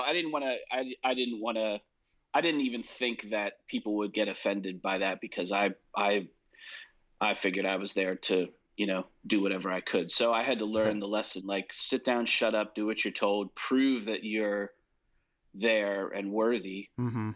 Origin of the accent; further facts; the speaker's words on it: New Jersey, United States; moved away as an adult; now in Nashville, United States; I grew up in New Jersey.